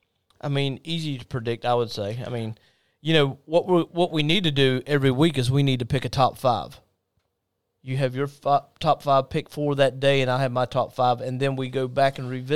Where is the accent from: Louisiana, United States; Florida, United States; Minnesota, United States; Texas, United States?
Florida, United States; Jacksonville; we're from Jacksonville